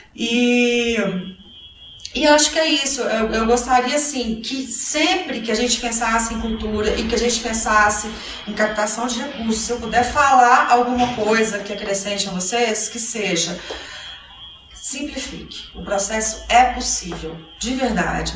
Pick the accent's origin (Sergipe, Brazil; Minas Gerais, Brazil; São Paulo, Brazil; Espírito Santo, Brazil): Minas Gerais, Brazil; Belo Horizonte; eu sou mineira, sou de Belo Horizonte